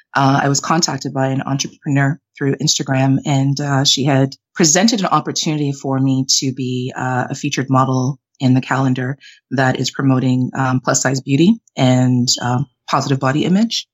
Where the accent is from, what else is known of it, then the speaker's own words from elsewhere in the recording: Canada; also born or lived in Jamaica; I'm Jamaican Canadian, but I was born in Jamaica, raised in Canada